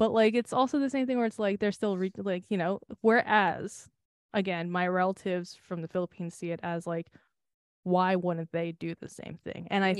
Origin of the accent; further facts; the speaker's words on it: United States; And like, it's annoying because I am American